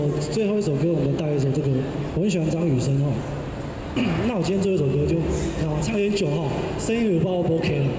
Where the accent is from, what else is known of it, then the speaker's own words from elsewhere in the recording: Zhongli, Taoyuan, Taiwan; 那我来自桃园中立啊、